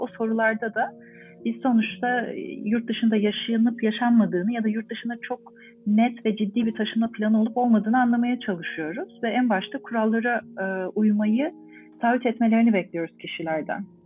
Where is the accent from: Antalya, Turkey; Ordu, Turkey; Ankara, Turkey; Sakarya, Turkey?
Ankara, Turkey; moved away as an adult; also born or lived in Istanbul; now in Montreal, Canada; Ankaralıyım. Ankara'da doğdum, büyüdüm, okudum